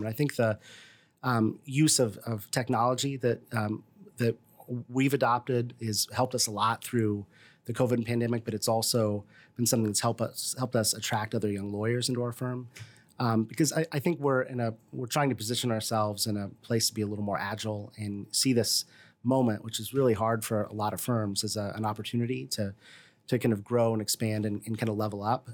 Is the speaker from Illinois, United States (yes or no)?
yes; Decatur, Illinois, United States; moved away as an adult; also born or lived in Washington, District of Columbia, United States / Bloomington-Normal, Illinois; now in Bloomington, United States; I'm from the Decatur area originally and uh, born and raised there.